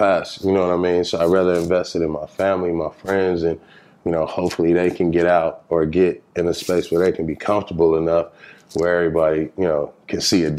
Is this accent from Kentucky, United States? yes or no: no; Los Angeles, California, United States; Like, you know, I come from the East Side, and I would say up until UCLA, everything I was seeing was all, like, on a first-hand experience